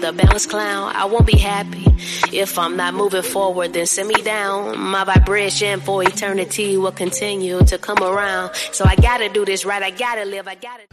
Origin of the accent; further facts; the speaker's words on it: California, United States; moved away as an adult; also born or lived in San Diego; now in Houston, United States; I'm from California